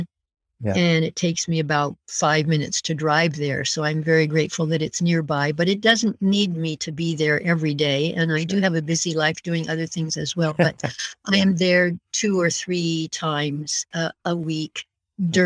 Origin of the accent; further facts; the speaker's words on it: north end of Kootenay Lake, British Columbia, Canada; also born or lived in United States; we moved from the States to the north end of Kootenai Lake when I was a girl of 10